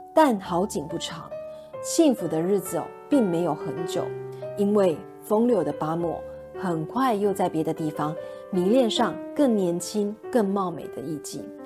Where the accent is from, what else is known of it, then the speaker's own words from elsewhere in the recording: Taipei, Taiwan; 我的出生地台北